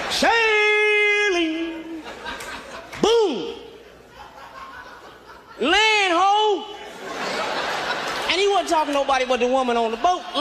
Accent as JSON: {"language": "English", "town": "Kansas City", "region": "Missouri", "country": "United States", "lives_now": "Los Angeles, United States", "said": "moved out to Los Angeles about a year ago, and I'm coming from the Midwest, right? Kansas City, Missouri."}